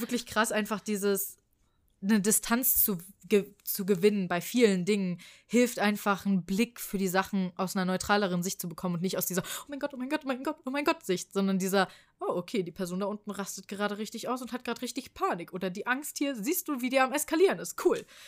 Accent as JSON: {"language": "German", "town": "Frankfurt", "region": "Hesse", "country": "Germany", "said": "ich komme aus Frankfurt"}